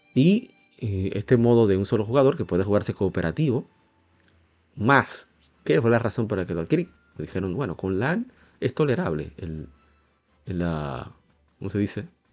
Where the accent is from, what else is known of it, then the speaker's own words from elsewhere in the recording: Santo Domingo, Distrito Nacional, Dominican Republic; Soy de República Dominicana, Santo Domingo